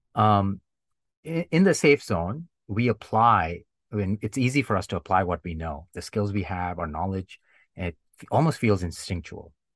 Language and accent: English; India; growing up in India, every year we had the annual sport, sports day in school